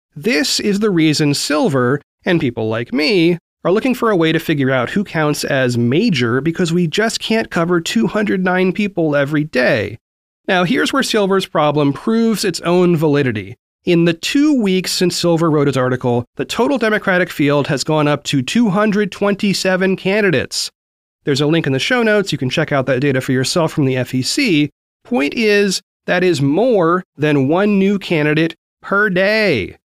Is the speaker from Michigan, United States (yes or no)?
no; Oregon, United States; Oregon, my home state